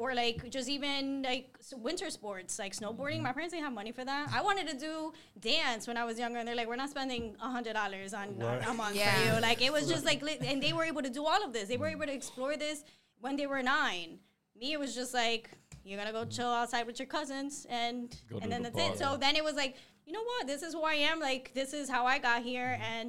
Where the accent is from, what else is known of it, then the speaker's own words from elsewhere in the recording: Paterson, New Jersey, United States; also born or lived in Colombia; I grew up in Patterson. I spent my summers in Columbia. So over there was like I was the American, and then over here I'm like the Hispanic.